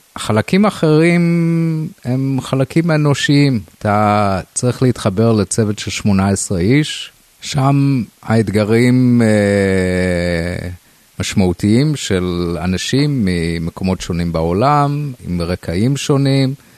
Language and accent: Hebrew; Rosh HaNikra, Northern District, Israel; בילדותי גדלתי בקיבוץ ראש הנקרא